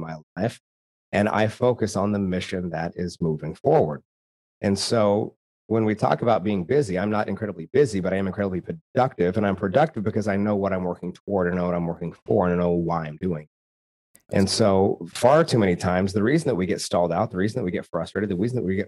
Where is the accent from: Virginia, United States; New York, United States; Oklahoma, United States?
Oklahoma, United States; rural; I'm from rural Oklahoma